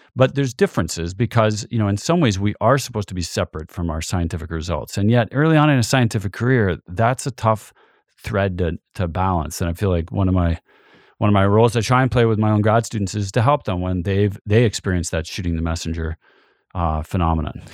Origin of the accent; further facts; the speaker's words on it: Canada; now in Montana, United States; being Canadian